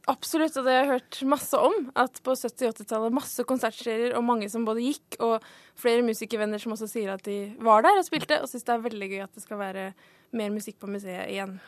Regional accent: Oslo, Norway; jeg kommer fra Vålinga Etterstad

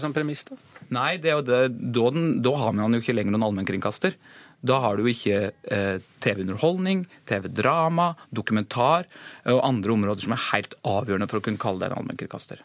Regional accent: Gjerstad, Agder, Norway; Heimbygda mi i Gjerstad det er Abelkommunen

